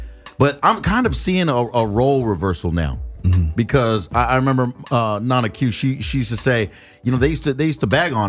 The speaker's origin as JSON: {"language": "English", "country": "Guam", "said": "I'm from Guam."}